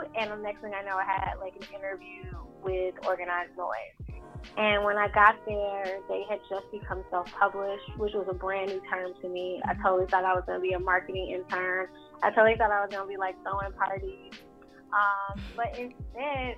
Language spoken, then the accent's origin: English; Atlanta, Georgia, United States; moved away as an adult; also born or lived in New York; now in Los Angeles, United States; I grew up in Southwest Atlanta